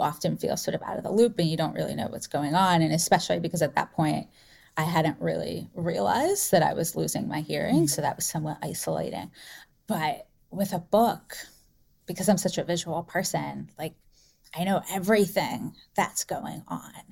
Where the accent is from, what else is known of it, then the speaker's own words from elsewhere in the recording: North Carolina, United States; now in San Francisco, United States; I grew up in North Carolina